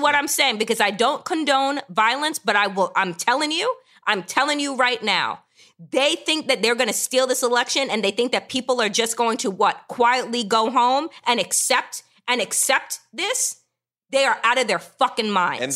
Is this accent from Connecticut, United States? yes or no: no; Long Island, New York, United States; I grew up out east on Long Island